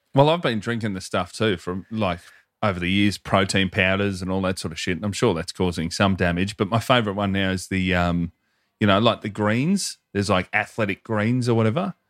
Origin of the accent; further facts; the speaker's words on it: Hoppers Crossing, Victoria, Australia; I am from Hopper's Crossing.